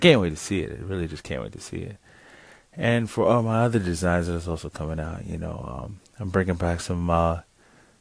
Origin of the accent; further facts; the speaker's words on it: United States; Me being American myself